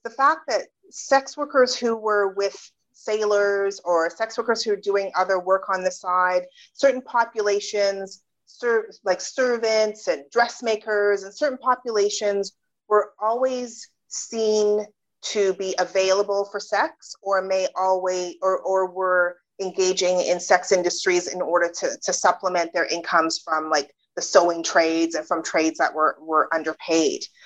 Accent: British Columbia, Canada; also born or lived in United Kingdom; I was born in the UK, but I grew up in Canada.

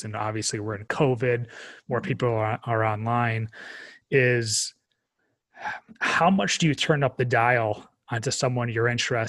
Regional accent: New York, United States; now in North Carolina, United States; growing up in New York

